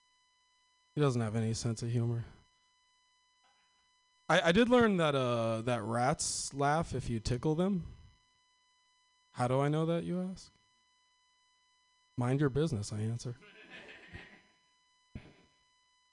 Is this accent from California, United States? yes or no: yes; Northern California, United States; I'm from Northern California.